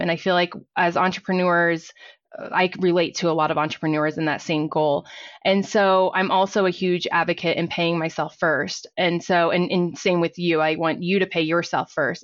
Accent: Fort Worth, Texas, United States; moved away as an adult; now in Colorado, United States; I was actually born and raised in Fort Worth, Texas, and I moved to Colorado about twenty years ago

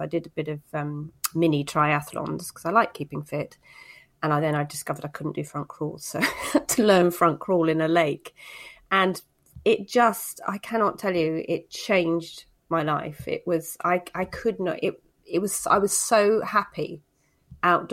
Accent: Cornwall, South West England, United Kingdom; I grew up in Cornwall, so I can swim

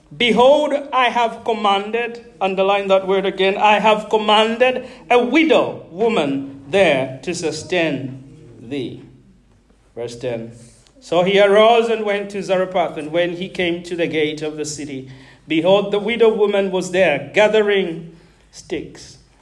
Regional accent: Zambia; moved away as an adult; also born or lived in Malawi; now in United Kingdom; I grew up uh, a foreigner in Zambia.

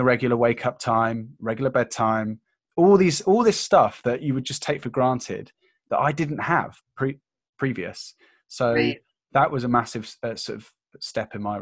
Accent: United Kingdom; being British

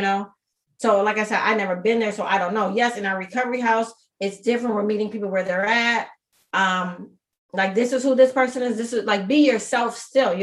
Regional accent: Minnesota, United States; I'm born and raised in Minnesota.

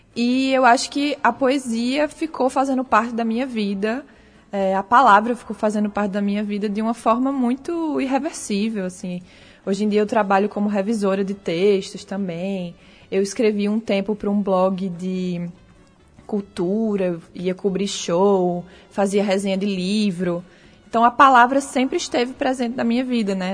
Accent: Natal, Rio Grande do Norte, Brazil

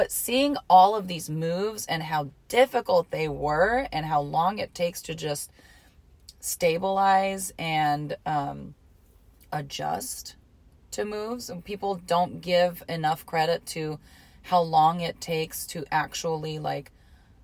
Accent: Hot Springs, Arkansas, United States; also born or lived in Detroit, Michigan; So we lived in Hot Springs, Arkansas is where I grew up, right? That's like my hometown.

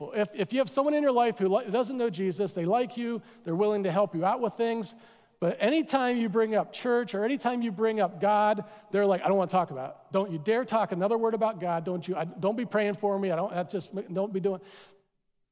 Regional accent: East Coast, United States; moved away; I'm from the East Coast

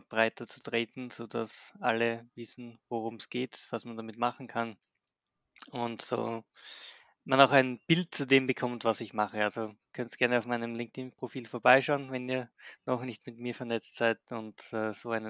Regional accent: Graz, Styria, Austria; bin aus Österreich, aus Graz.

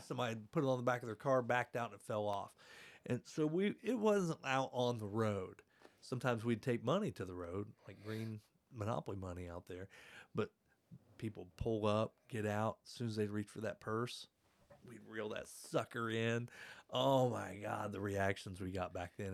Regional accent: Hartford City, Indiana, United States; my childhood home is now a pond

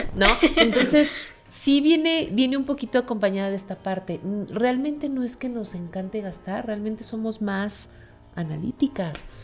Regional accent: Mexico; como mexicanos pues tenemos tradiciones muy bonitas y muy arraigadas

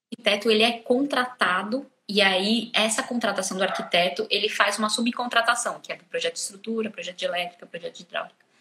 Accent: Brazil; moved away as an adult; now in Portugal

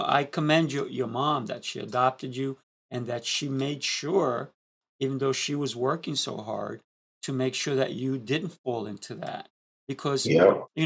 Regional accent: New York City, New York, United States; Because I grew up in Queens and I had girlfriends in Spanish Harlem

